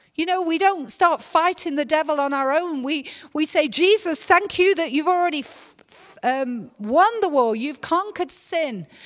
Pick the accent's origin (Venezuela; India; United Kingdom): United Kingdom; England; moved away as an adult; now in North Carolina, United States; I was born in England